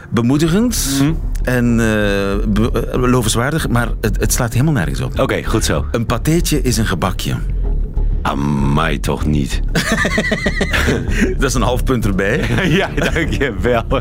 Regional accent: East Flanders, Belgium; ik kom uit Zuidoost-Vlaanderen.

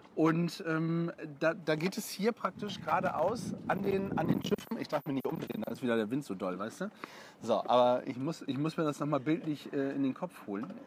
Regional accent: Bremerhaven, Bremen, Germany; moved away; ich bin ja gebürtiger Bremerhavener

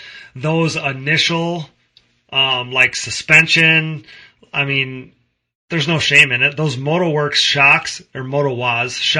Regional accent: Wisconsin, United States; I'm from Wisconsin

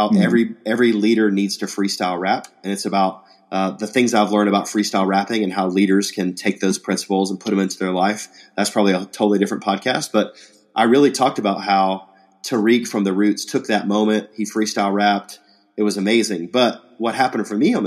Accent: Atlanta, Georgia, United States; growing up in Atlanta

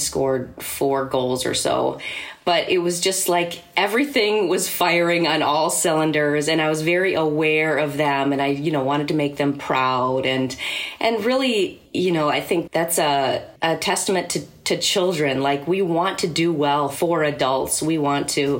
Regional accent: Rochester, Minnesota, United States; I grew up here in Rochester, Minnesota, where I am living right now.

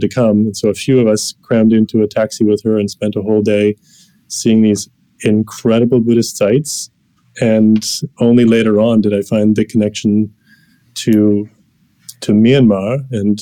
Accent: Canada; from Canada

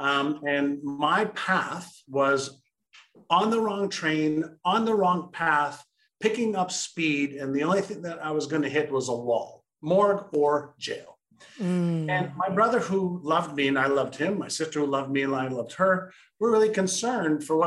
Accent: Montreal, Quebec, Canada; English is a second language; also born or lived in Israel; I was born in Israel, and my parents moved from Israel to Montreal, Canada when I was five

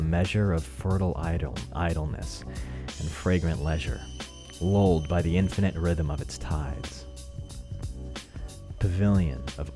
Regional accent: Colorado, United States; my home state of Colorado

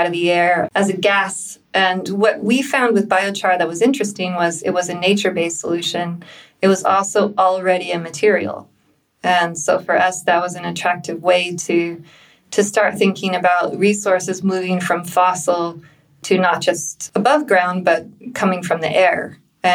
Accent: United States; moved away as an adult; also born or lived in London, United Kingdom; now in Berlin, Germany; I'm American.

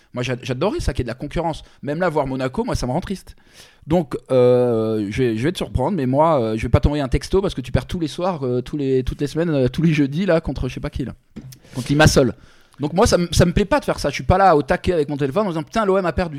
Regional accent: Paris, Île-de-France, France; moi, je suis parisien

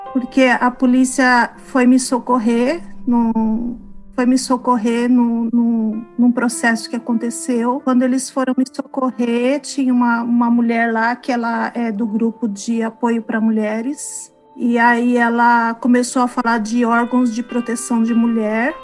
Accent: São Paulo, Brazil; moved away as an adult; also born or lived in Florida, United States; now in Boston, United States; Eu sou de São Paulo

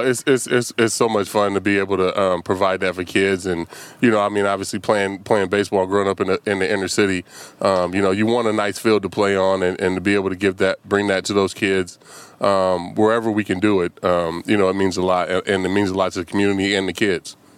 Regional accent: Vallejo, California, United States; moved away; my hometown

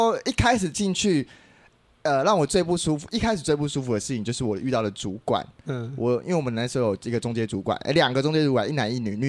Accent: Taiwan; 白痴不知道我是台妹是不是啊？

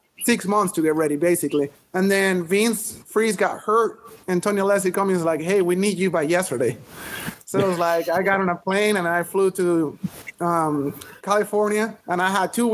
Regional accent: Venezuela; I grew up in Venezuela

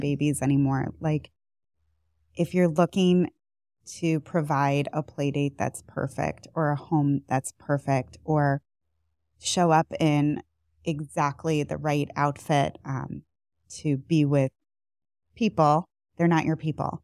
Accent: outside of Buffalo, New York, United States; moved away as an adult; also born or lived in Boston / Northeast Ohio; now in Cleveland area, United States; I am not originally from Cleveland. I'm from outside of Buffalo

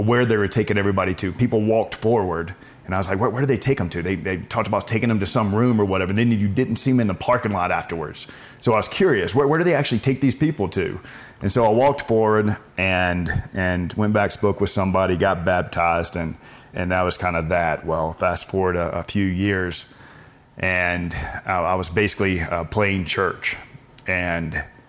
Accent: Birmingham, Alabama, United States; grew up in Birmingham, Alabama

